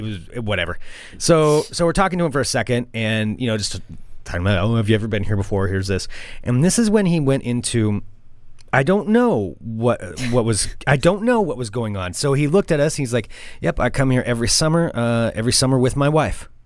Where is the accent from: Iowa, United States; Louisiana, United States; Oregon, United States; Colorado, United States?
Oregon, United States; we're from Oregon